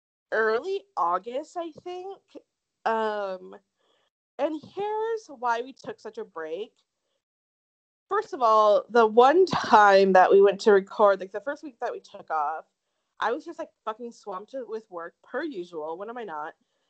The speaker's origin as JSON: {"language": "English", "town": "Tempe", "region": "Arizona", "country": "United States", "tie": "born or raised there", "accent": "SoCal", "said": "I know that I talk like a SoCal person because I grew up in Tempe, and that's just like how all of us talk there."}